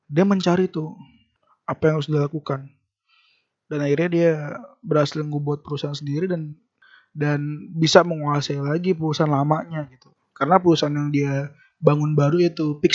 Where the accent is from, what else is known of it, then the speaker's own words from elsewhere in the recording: Depok, West Java, Indonesia; born there; alasan kenapa kita lahir di negara ini dan ada alasan kenapa kita lahir di Depok gitu